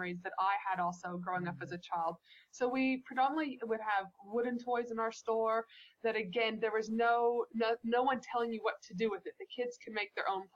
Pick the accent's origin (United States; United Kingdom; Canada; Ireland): Canada; moved away; when I was a child growing up in Canada